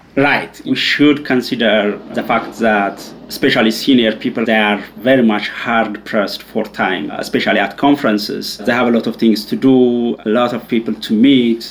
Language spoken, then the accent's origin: English; Ethiopia; moved away as an adult; also born or lived in Leuven, Belgium; I'm originally from Ethiopia. That's where I grew up and did my undergrad